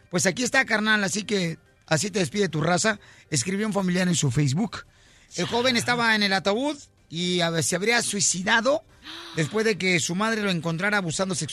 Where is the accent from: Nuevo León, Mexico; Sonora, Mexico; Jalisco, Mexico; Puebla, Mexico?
Jalisco, Mexico; Ocotlán; born or raised there; moved away